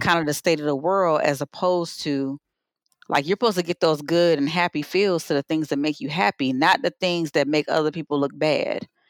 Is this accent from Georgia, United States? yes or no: yes; Savannah, Georgia, United States; growing up in Savannah was just a wonderful thing